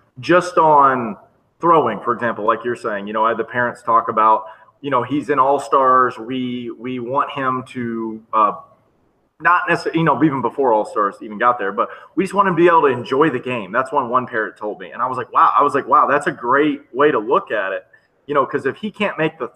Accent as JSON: {"language": "English", "region": "Florida", "country": "United States", "said": "Me being from a small area, even though I am from Florida"}